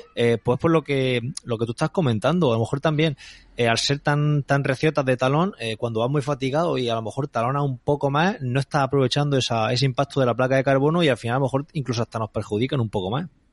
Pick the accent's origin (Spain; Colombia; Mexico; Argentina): Spain; Calasparra, Region of Murcia; mi pueblo, de Calasparra